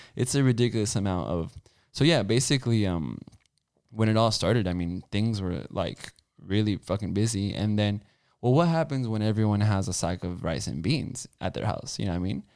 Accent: California, United States; I'm from California, like, and I won't leave California

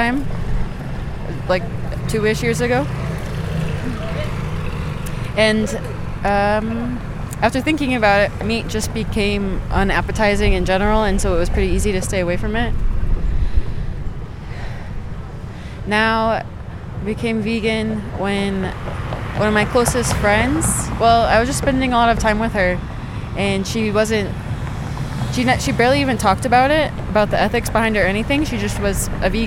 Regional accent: United States; now in Guatemala; I am from the United States.

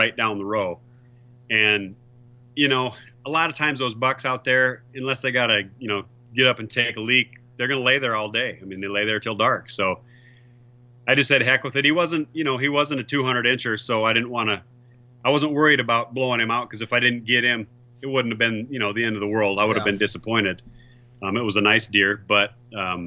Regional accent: South Dakota, United States; I'm from South Dakota.

